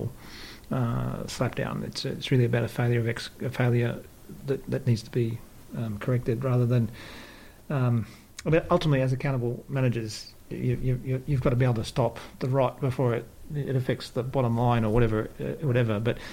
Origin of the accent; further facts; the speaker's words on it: Australia; moved away; when I was brought up in Australia